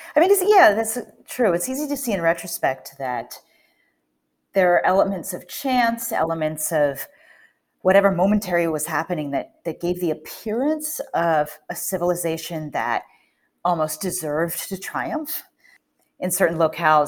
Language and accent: English; Northern Virginia, United States; moved away as an adult; also born or lived in Cape Town; now in Johannesburg, South Africa; I grew up in Northern Virginia, s, outside of Washington, D C